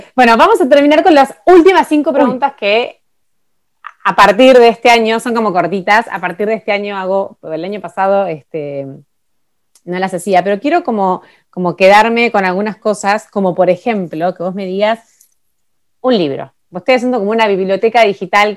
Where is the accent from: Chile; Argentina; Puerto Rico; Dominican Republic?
Argentina; Buenos Aires; moved away as an adult; now in Ushuaia, Argentina; soy de Buenos Aires y mi vida está en Buenos Aires